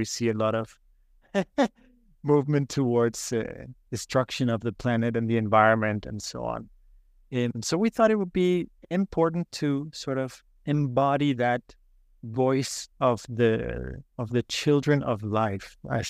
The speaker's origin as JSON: {"language": "English", "town": "Copenhagen", "region": "Capital Region of Denmark", "country": "Denmark", "tie": "born or raised there", "said": "I was born in Copenhagen, Denmark, as any other in the city."}